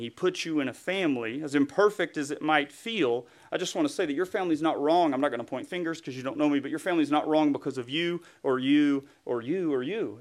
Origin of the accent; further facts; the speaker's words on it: East Tennessee, United States; accent: Southern; moved away; was born and raised in East Tennessee, close to the Smoky Mountains